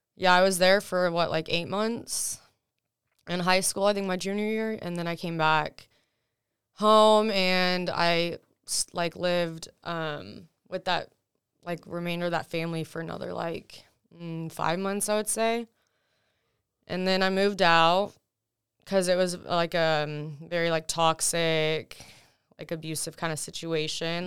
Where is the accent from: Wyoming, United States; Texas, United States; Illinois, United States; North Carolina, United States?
Texas, United States; first language Russian; English is a second language; also born or lived in Russia; I've lived, you know, in Texas ever since then